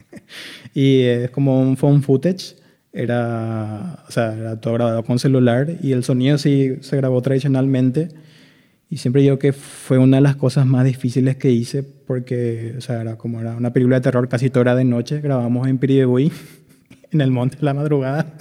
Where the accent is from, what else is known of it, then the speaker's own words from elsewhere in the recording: Itauguá, Central, Paraguay; moved away as an adult; now in Asunción, Paraguay; yo soy de Itagua, vivía en Itagua